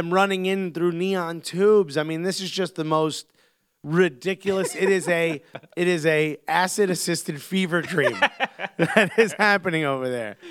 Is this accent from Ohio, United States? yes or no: no; New York, United States; I'm a New Yorker